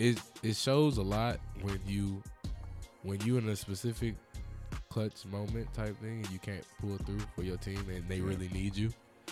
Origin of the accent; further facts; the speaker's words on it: Michigan, United States; I am from Michigan.